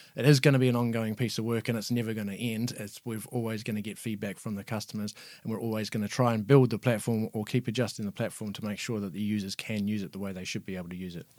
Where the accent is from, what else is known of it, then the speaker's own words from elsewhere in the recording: New Zealand; moved away as an adult; now in Ireland; living and working in New Zealand. Obviously, that's where I'm from. You might know if my accent is not Irish